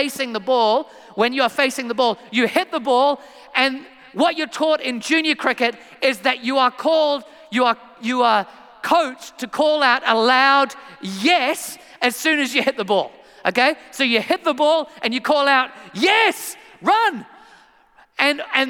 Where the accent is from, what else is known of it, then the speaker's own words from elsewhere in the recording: England, United Kingdom; moved away; I am from England originally